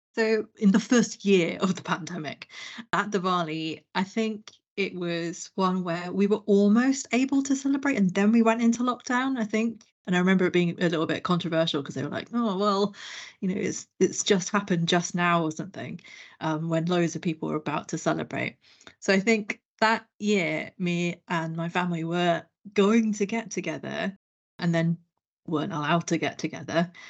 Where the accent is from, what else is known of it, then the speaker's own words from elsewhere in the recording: London, United Kingdom; I grew up in London.